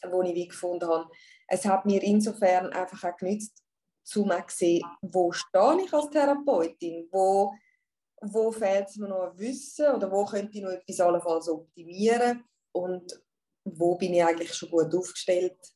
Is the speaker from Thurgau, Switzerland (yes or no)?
no; Zurich, Switzerland; ich bin aus Zürich und ich habe eine Praxis, eine Shiatsu-Praxis in der Altstadt in Zürich.